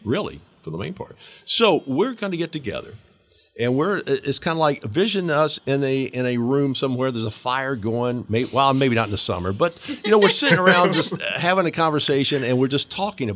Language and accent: English; Georgia, United States; who is a white, middle-aged native Georgian.